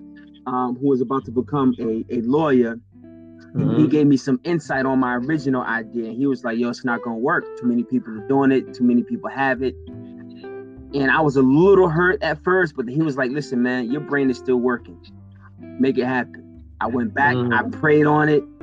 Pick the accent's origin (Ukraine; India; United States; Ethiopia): United States; Boston, Massachusetts; I'm from Mission Hill